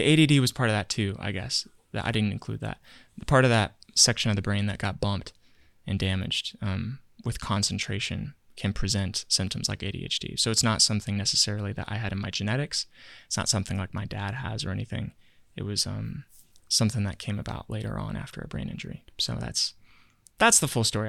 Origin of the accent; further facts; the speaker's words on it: Virginia, United States; moved away; I grew up in Virginia for a while